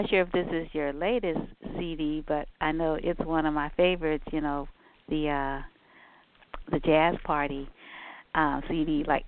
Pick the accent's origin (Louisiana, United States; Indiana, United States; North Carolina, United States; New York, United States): Louisiana, United States; New Orleans; I'm from New Orleans